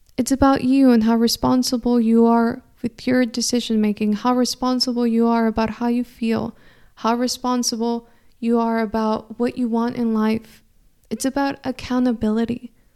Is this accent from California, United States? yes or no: yes; California, United States; first language Spanish; English is a second language; I grew up in California, but I grew up in a household where we only spoke Spanish inside the house